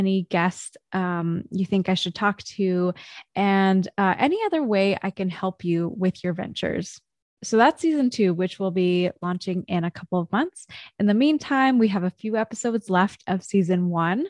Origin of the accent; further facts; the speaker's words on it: Vancouver, British Columbia, Canada; I grew up in Vancouver